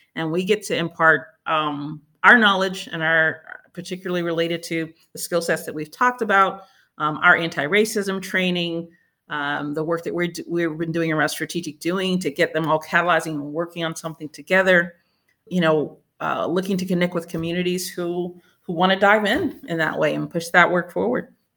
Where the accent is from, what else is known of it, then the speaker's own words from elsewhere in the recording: Winston-Salem, North Carolina, United States; now in Durham, United States; my hometown of Winston-Salem